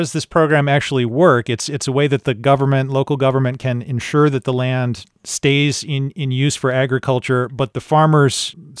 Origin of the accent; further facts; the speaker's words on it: Midwest, United States; moved away; I'm not from Pennsylvania. I grew up in the Midwest in a farm family. I wasn't raised on a farm, but, surrounded by agriculture.